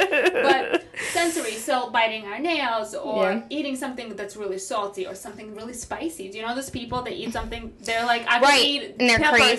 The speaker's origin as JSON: {"language": "English", "town": "New York City", "region": "New York", "country": "United States", "said": "I'm from Staten Island."}